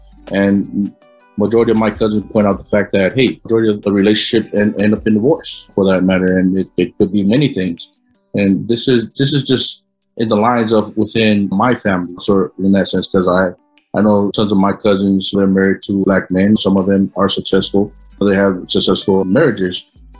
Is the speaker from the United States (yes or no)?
no; Samoa; growing up in Samoa, you know, a lot of the families, our families are poor, you know, we live in that poverty line.